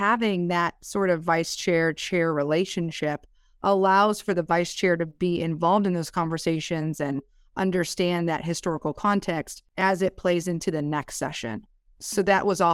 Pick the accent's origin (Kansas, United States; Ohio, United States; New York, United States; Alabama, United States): New York, United States; moved away as an adult; also born or lived in Washington, D.C.; now in Texas, United States; I'm a New Yorker by birth